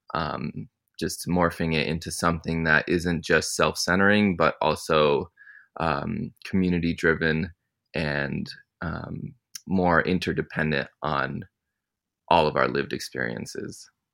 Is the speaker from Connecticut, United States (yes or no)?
yes; Connecticut, United States; I grew up in Connecticut